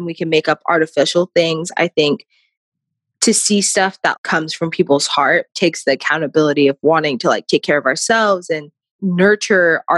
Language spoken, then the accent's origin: English; Chandler, Arizona, United States; I grew up originally in Arizona, Chandler, Arizona. It's like a suburb right outside of Phoenix